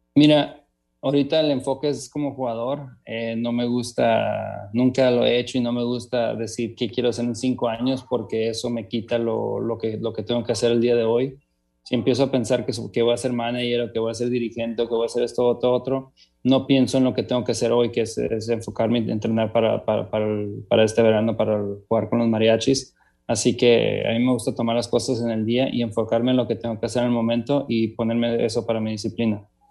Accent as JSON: {"language": "Spanish", "country": "Mexico", "also_born_or_lived": "Tijuana", "said": "como mexicano"}